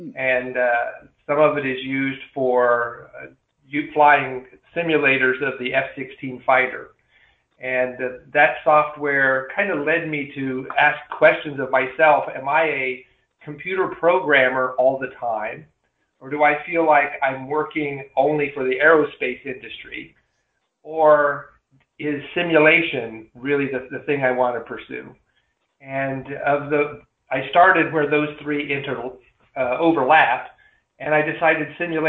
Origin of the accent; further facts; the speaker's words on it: Lamar, Colorado, United States; moved away as an adult; also born or lived in Fort Collins, Colorado / Lubbock, Texas / Maryland; now in Celebration, Florida, United States; I grew up in a small farming community in Southeast Colorado. My hometown is Lamar